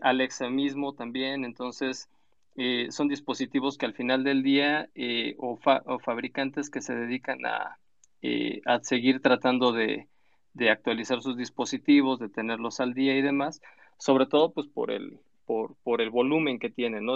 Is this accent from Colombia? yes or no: no; Mexico; como buen mexicano